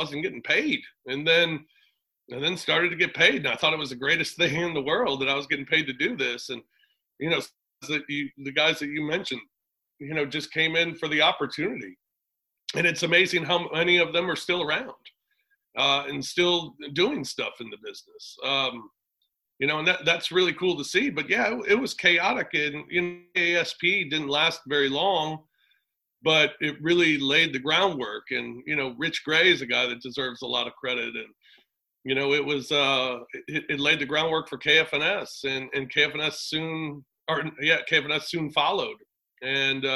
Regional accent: Afton, Missouri, United States; I'm from Afton.

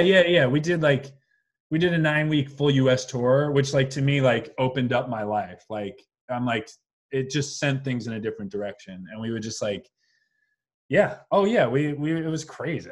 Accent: Long Island, New York, United States; moved away as an adult; also born or lived in Brooklyn, New York; now in Los Angeles, United States; I grew up on Long Island.

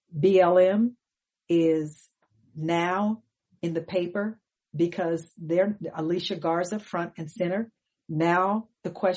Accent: Pasadena, California, United States; moved away; we grew up in Pasadena

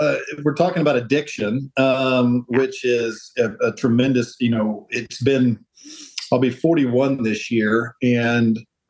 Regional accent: Oklahoma, United States; My whole life. Absolutely.

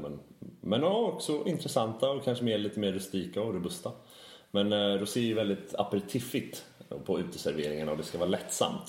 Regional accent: Sweden; vi som svenskar

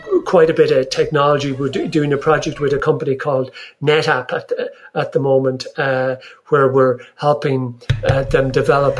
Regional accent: Ireland; I'm Irish.

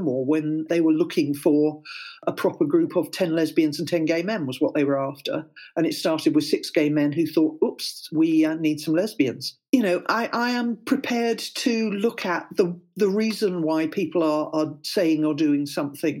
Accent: Welsh, Wales, United Kingdom; moved away as an adult; also born or lived in London; now in Cardiff, United Kingdom; I am Welsh

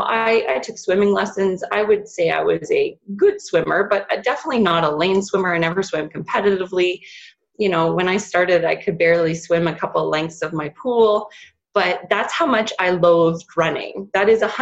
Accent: Northern Ontario, Canada; I grew up in Northern Ontario

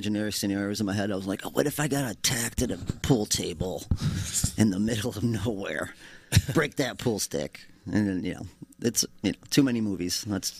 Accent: Madison, United States; Oh, small town.

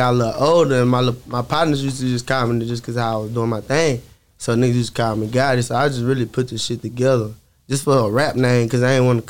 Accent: Dallas, Texas, United States; also born or lived in McKinney, Texas / the north; Nah, I'm born in McKinney. But okay. I'm raised in Dallas like since like early elementary school or late elementary school. Then I moved back like high school

